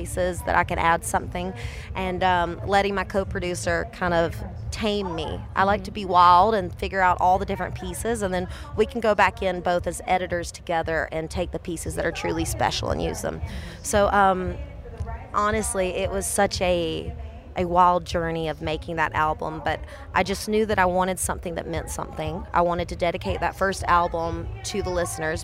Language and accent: English; South Georgia, United States; I'm from South Georgia